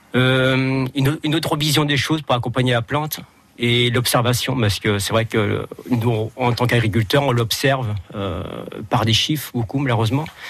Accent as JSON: {"language": "French", "town": "Chinon", "region": "Centre-Val de Loire", "country": "France", "moved": "yes", "said": "je suis d'origine de Chinon"}